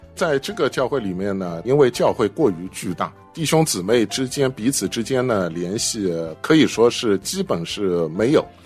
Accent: China; moved away; 我来自国内的大都市

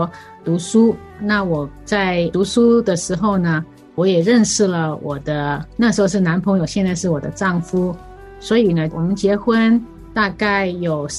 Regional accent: Hong Kong; now in United States; 是的，我们两个都是从香港来的。那我们呢，在香港呢，其实我们所住的那个地方呢，走路大概两分钟而已。

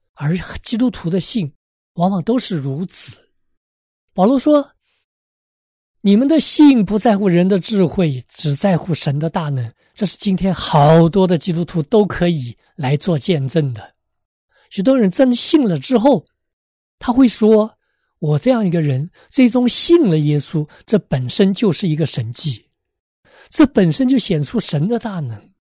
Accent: China; moved away; 我小时候，在国内的时候

